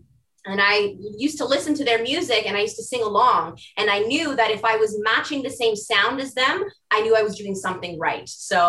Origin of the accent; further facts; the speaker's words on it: Mississauga, Ontario, Canada; I was born and raised in Mississauga, Ontario. It's about 15 minutes from Toronto.